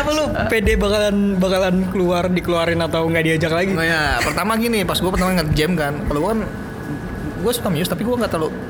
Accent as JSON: {"language": "Indonesian", "town": "Tangerang", "region": "Banten", "country": "Indonesia", "said": "kok nggak ada orang Tangerang ya di situ yang nyata ini gue orang Tangerang tuh bisa Tangerang gitu"}